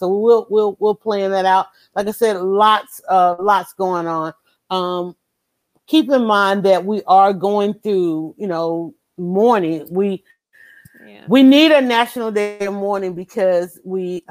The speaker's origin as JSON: {"language": "English", "region": "the South", "country": "United States", "said": "we're from the South"}